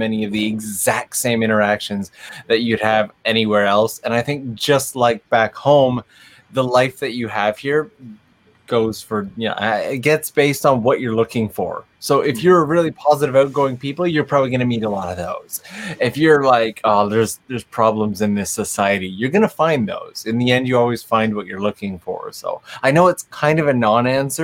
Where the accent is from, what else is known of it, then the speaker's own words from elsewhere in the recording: Kitchener-Waterloo, Ontario, Canada; moved away as an adult; also born or lived in North York, Ontario; now in Japan; Canadian, born and raised in Ontario, born in North York, raised out in the KW area, and moved out here in my early 20s